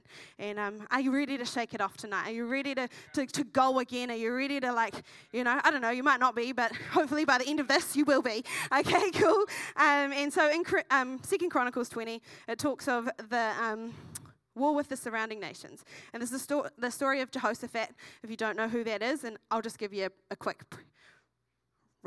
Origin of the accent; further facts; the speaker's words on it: Masterton, Wellington, New Zealand; moved away as an adult; now in Dunedin, New Zealand; I came from the Wairarapa originally, which is in the North Island, from a small town called Masterton, and I've been in Dunedin for 6.5 years